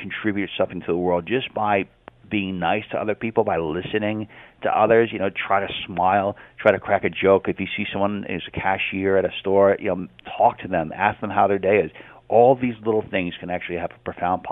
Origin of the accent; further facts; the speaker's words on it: United States; I'm an American